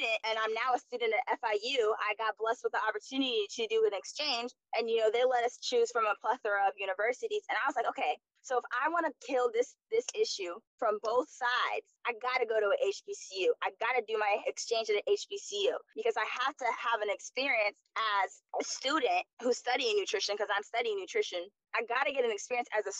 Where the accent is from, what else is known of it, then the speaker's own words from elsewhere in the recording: Florida, United States; moved away; also born or lived in DMV (Washington metropolitan area); I'm from Florida